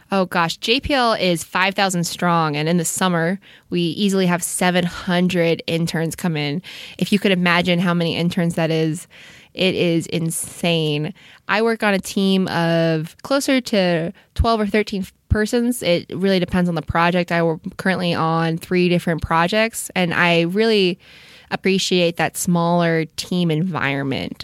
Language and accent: English; Orange County, California, United States; I grew up in Orange County, uh, so L A proper, not so much, but Southern California has always been my home